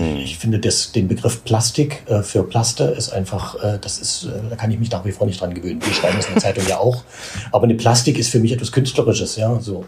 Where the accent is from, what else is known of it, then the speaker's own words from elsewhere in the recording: East Germany, Germany; jetzt wurden wir aber nach der Wende zu Ostdeutschen gemacht